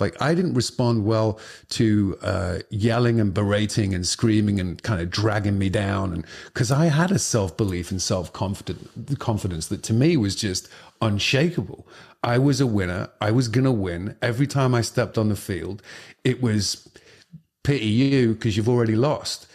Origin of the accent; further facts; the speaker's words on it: Liverpool, North West England, United Kingdom; the neighborhood I lived quite close by was, um, the Liverpool football club, uh, which is my, my, the team that I support and I kinda went to see and played a little bit for when I was a kid